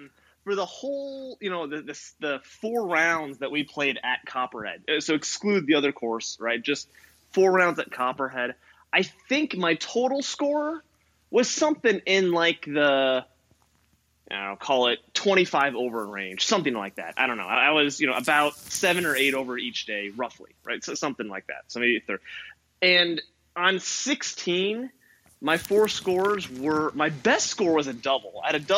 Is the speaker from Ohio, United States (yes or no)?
no; California, United States; It's humid. I'm from California.